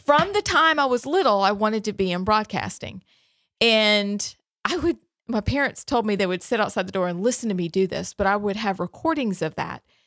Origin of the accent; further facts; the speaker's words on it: Alabama, United States; also born or lived in Hershey, Pennsylvania; I was born in Hershey, um, adopted, moved to Alabama